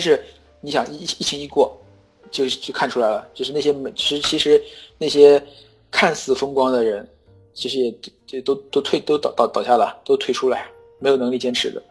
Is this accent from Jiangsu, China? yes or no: yes; Yangzhou, Jiangsu, China; now in Chengdu, China; 我是江苏人，我是扬州人